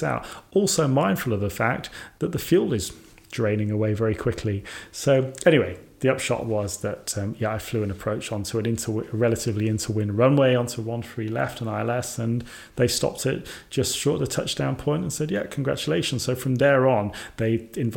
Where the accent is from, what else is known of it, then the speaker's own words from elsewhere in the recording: Sutton Coldfield, West Midlands, United Kingdom; where I was born in Sutton Coldfield.